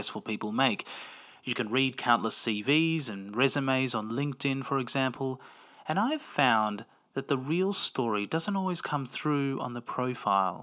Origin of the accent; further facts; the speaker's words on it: Melbourne, Victoria, Australia; I grew up in Melbourne, Australia, and have an Italian and Greek Cypriot background